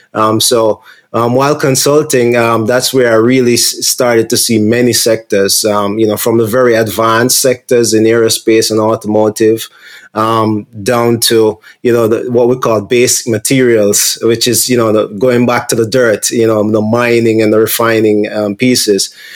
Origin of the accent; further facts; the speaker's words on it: Jamaica; moved away; I'm from Jamaica originally.